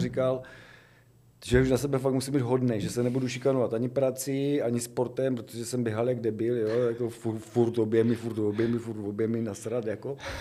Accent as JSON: {"language": "Czech", "area": "a village near Brno", "region": "South Moravian Region", "country": "Czechia", "said": "já jsem z dědiny, že jo, původně kousek za Brnem"}